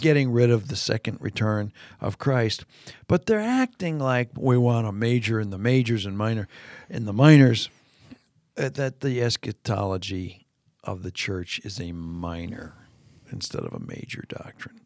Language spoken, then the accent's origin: English; Canada; moved away; my days growing up in Canada when school would start.